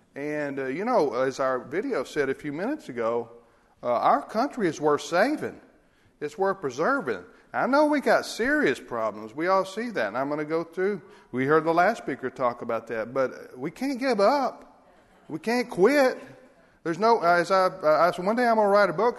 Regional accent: United States; as Americans, as American Christians

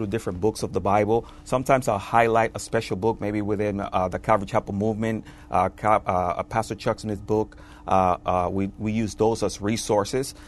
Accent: Dominican Republic; moved away; I'm originally from the Dominican Republic.

